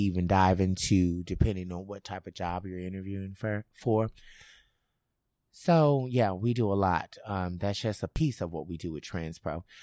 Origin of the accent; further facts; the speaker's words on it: Memphis, Tennessee, United States; I'm originally from Memphis.